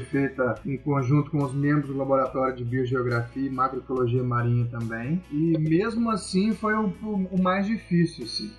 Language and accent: Portuguese; Minas Gerais, Brazil; moved away as an adult; also born or lived in Santa Catarina; Eu sou mineiro, né? Então em Minas Gerais nós não temos o mar